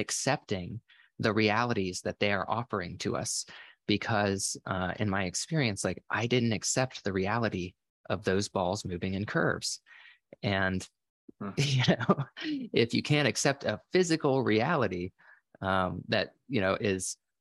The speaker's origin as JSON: {"language": "English", "region": "Florida", "country": "United States", "tie": "born or raised there", "said": "I grew up in Florida where there's a lot of boats and stuff"}